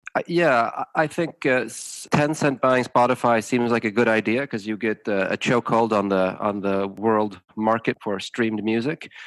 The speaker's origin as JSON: {"language": "English", "town": "Tucson", "region": "Arizona", "country": "United States", "tie": "born or raised there", "moved": "as an adult", "lives_now": "Sweden", "said": "I grew up in the States, partially. I, I went to high school and college in Tucson, Arizona"}